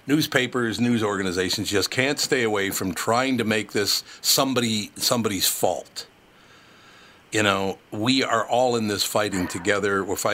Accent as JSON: {"language": "English", "region": "Minnesota", "country": "United States", "moved": "yes", "said": "we're from Minnesota originally"}